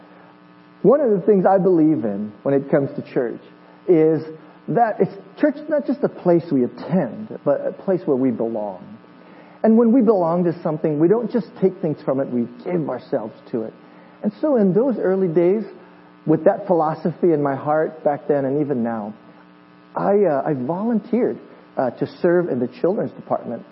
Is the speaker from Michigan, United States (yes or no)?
no; Hawaii, United States; moved away; I am from Hawaii, and when I grew up in Hawaii, when I was in junior high